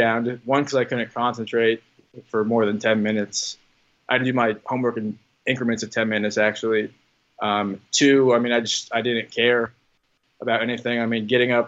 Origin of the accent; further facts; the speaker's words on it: Indianapolis, Indiana, United States; I'm from Indianapolis